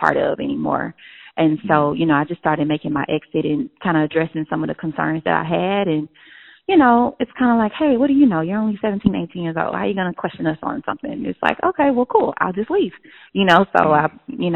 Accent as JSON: {"language": "English", "town": "Houston", "region": "Texas", "country": "United States", "tie": "born or raised there", "said": "in Houston, Texas. That's my hometown."}